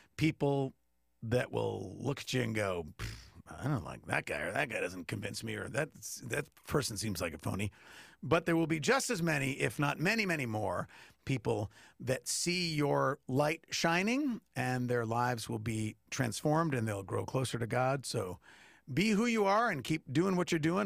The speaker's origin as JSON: {"language": "English", "area": "Long Island", "region": "New York", "country": "United States", "tie": "born or raised there", "said": "I grew up on Long Island"}